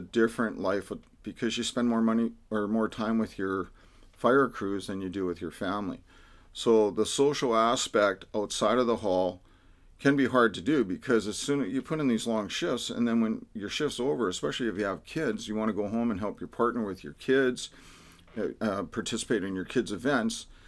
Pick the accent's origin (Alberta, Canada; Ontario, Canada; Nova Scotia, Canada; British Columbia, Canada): British Columbia, Canada; Vancouver; now in Delta, Canada; I grew up in Vancouver. But as soon as we got old enough to get married and buy property, we couldn't afford Vancouver, so we'd move out to the burbs. So I end up in Delta